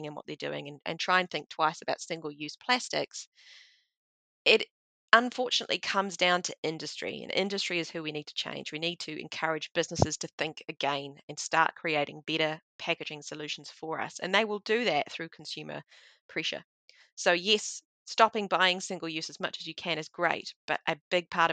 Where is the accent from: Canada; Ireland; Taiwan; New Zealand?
New Zealand; being a Kiwi